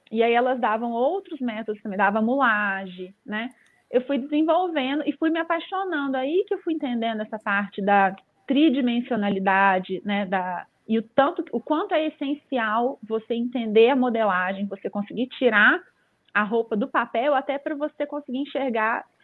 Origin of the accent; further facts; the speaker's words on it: Belo Horizonte, Minas Gerais, Brazil; eu recebi uma proposta para me mudar de Belo Horizonte, eu sou de BH, é, nem dá para reparar que esse sotaque aí.